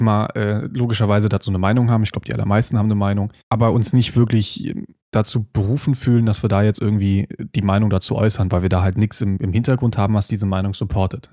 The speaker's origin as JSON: {"language": "German", "country": "Germany", "said": "bei uns in Deutschland"}